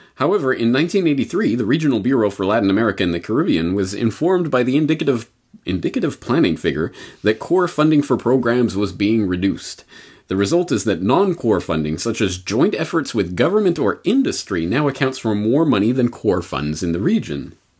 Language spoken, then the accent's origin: English; Canada; I was living in as a young child growing up in Canada